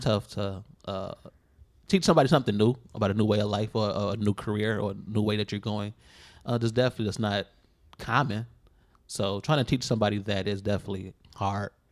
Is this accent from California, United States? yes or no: no; Chicago, Illinois, United States; Inglewood, south side of Chicago